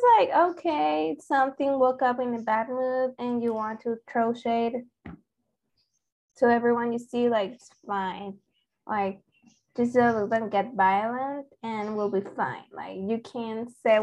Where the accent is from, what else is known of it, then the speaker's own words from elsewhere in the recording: Mexico; English is a second language; they assumed I was Mexican. They were right